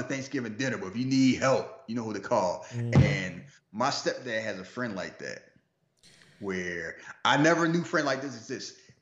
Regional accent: Philadelphia, Pennsylvania, United States; I'm from Philly

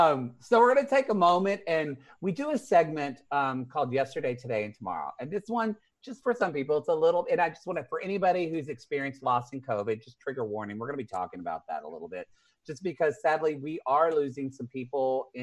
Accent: Oklahoma, United States; moved away; I'm originally from Oklahoma.

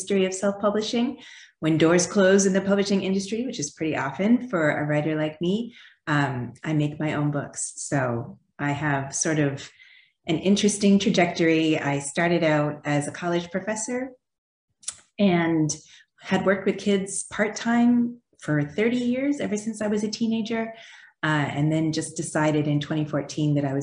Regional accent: Canada; moved away as an adult; also born or lived in Quebec; now in United States; So I am an immigrant. I grew up in Canada. I have now lived in the United States longer than I did in Canada, but you'll probably still hear my accent

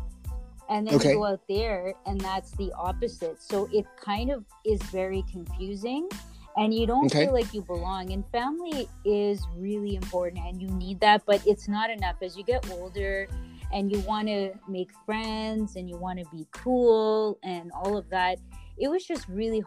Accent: Mississauga, Ontario, Canada; Born and raised.

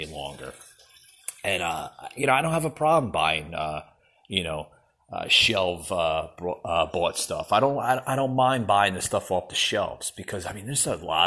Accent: New Jersey, United States; that I grew up with in New Jersey

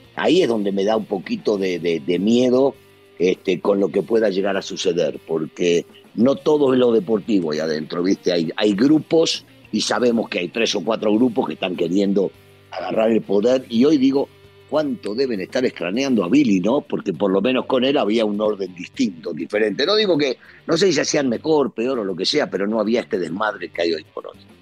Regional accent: Argentina; now in Mexico; como decimos en mi país

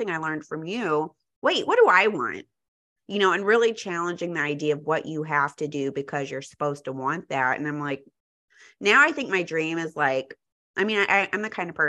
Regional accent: Texas, United States; now in Chicago, United States; when I was growing up in Texas

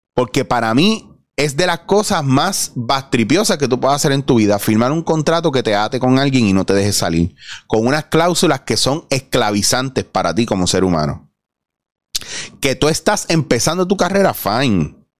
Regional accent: Puerto Rico; nosotros como puertorriqueños

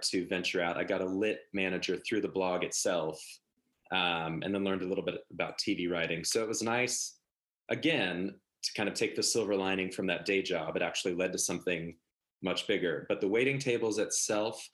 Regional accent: Oklahoma, United States; moved away as an adult; growing up in Oklahoma, a very Midwestern sense of a work ethic

